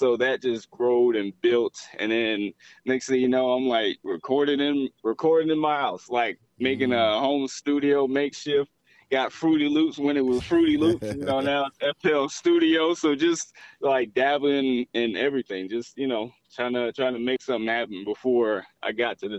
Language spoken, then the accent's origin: English; Atlanta, Georgia, United States; I'm from Atlanta.